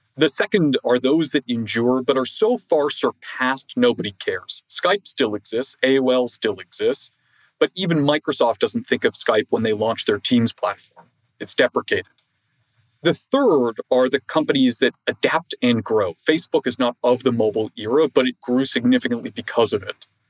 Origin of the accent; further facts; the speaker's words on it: Toronto, Ontario, Canada; I grew up in Toronto, in a business community.